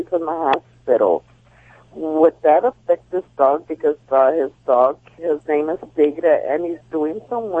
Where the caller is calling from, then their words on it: Baldwin Park, California, United States; I'm calling from Baldwin Park.